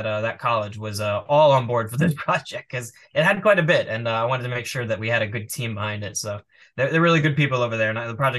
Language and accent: English; New York, United States; moved away as an adult; now in Las Vegas, United States; I left for Vegas because I grew up in New York, so that's where we were. And then I came to Vegas.